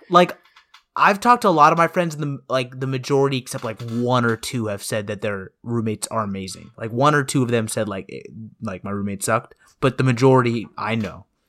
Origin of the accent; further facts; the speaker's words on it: Woodstock, Georgia, United States; when I come back from Woodstock, it's not like I feel homesick anymore. It's more like I feel this nostalgia, like, it, it just feels nice to be back home